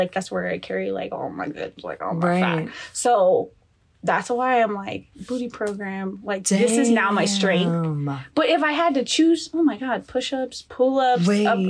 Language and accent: English; Austin, Texas, United States; also born or lived in Mexico; now in Colorado, United States; Okay, so I moved to Colorado from Austin, Texas. Yeah, and I've been here for 10 years. So Colorado feels like home.